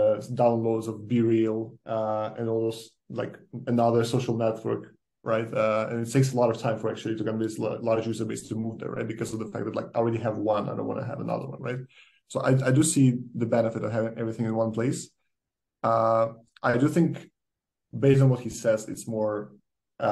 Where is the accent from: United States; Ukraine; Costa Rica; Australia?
Ukraine; moved away; I'm coming from Ukraine